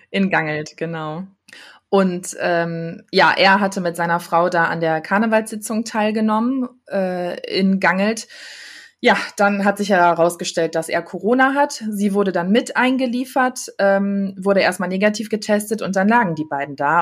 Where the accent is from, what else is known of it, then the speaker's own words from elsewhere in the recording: Düsseldorf, North Rhine-Westphalia, Germany; bin auch gebürtige Düsseldorferin